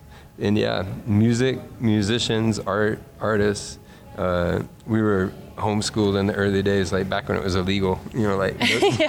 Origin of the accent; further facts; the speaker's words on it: Hernando, Mississippi, United States; also born or lived in Memphis, Tennessee; growing up in North Mississippi, this little town called Hernando